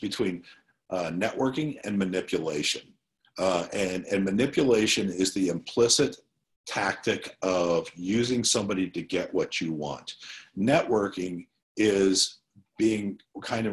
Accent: Illinois, United States; I was born in Illinois

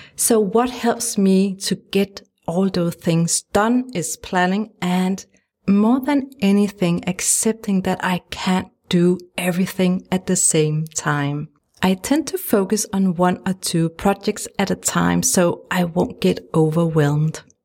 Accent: Denmark; English is a second language; If you wonder about my funny accent, it's because I'm from Denmark, a tiny country in Europe

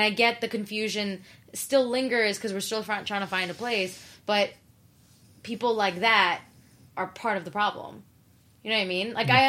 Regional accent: New York City, New York, United States; I was from Queens

